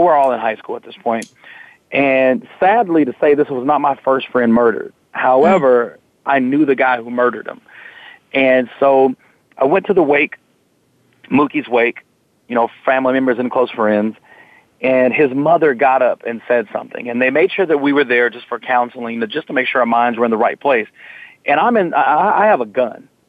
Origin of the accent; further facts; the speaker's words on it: Fort Worth, Texas, United States; I was born and raised in Fort Worth, Texas